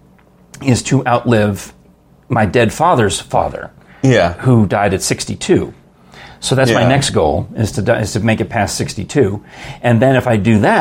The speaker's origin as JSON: {"language": "English", "town": "Yonkers", "region": "New York", "country": "United States", "tie": "born or raised there", "said": "My parents are from the Bronx, and I grew up in Yonkers"}